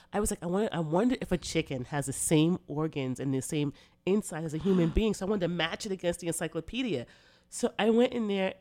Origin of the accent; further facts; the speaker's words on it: Bay Shore, New York, United States; moved away as an adult; also born or lived in Brentwood, New York; now in Los Angeles, United States; Bayshore has been my home